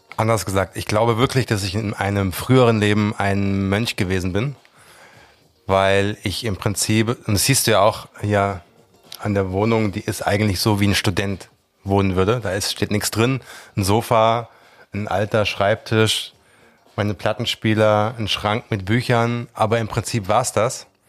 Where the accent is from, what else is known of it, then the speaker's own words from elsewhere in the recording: Langgöns, Hesse, Germany; moved away as an adult; also born or lived in London; weg aus dem Dorf, wo ich aufgewachsen bin. Ähm, also nichts gegen mein Heimatdorf, Langgöns represent